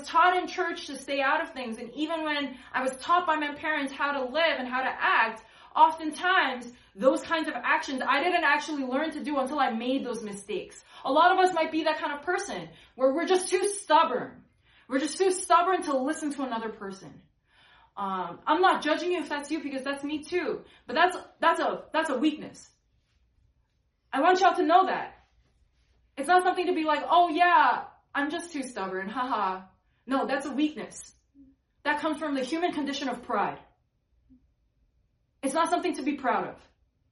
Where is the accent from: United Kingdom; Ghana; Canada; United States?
United States; New York; I come from New York, and I really love these people, and I've wrestled with my sexuality as well, like, growing up in New York.